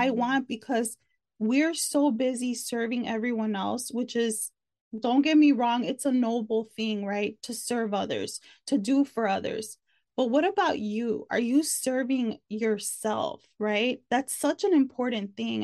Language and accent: English; Chicago, Illinois, United States; moved away as an adult; now in Texas, United States; I'm originally from Chicago, but I've been here for almost two years